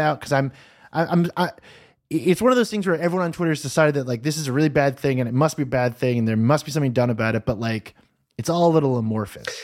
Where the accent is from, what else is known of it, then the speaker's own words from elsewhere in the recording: United States; I, as an American